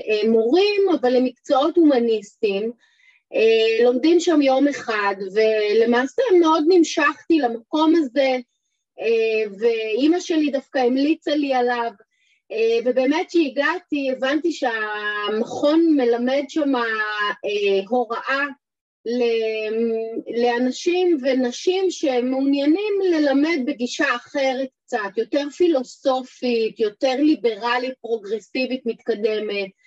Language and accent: Hebrew; Jerusalem, Jerusalem District, Israel; כילדה בשכונה בירושלים